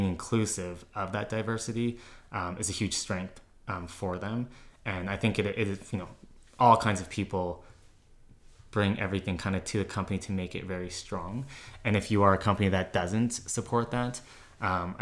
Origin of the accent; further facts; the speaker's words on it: Calgary, Alberta, Canada; born and raised in Calgary.